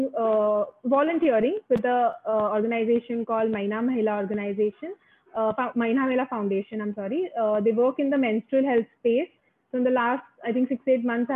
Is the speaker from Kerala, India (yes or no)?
no; Mumbai, Maharashtra, India; first language Marathi; English is a second language; I'm from Bombay, India. Born and brought up here